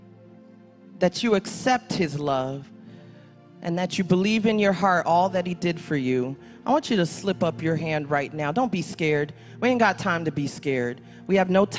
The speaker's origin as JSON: {"language": "English", "town": "New York City", "region": "New York", "country": "United States", "said": "I'm from Brooklyn"}